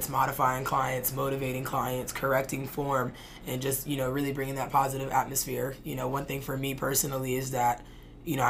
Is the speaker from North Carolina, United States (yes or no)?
yes; Charlotte, North Carolina, United States; now in Florida, United States; We're originally from Charlotte